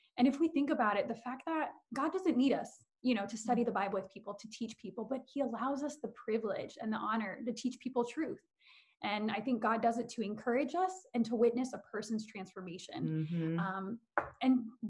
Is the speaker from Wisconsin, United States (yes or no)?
no; Bridgeport, Connecticut, United States; I'm from the hood, I'm from Bridgeport